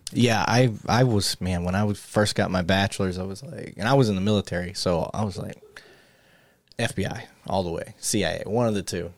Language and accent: English; Flint, Michigan, United States; moved away; I grew up in Flint, Michigan